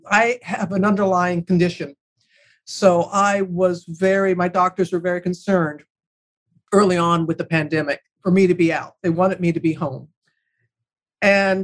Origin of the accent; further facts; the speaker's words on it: United States; moved away; the loss of my hometown after Katrina